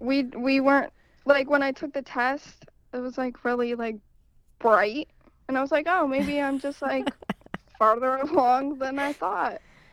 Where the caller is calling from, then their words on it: Union City, Pennsylvania, United States; Union City, PA.